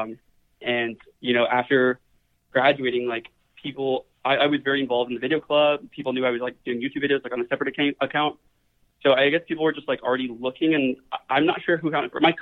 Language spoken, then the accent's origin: English; Dallas, Texas, United States; I'm from Dallas, Texas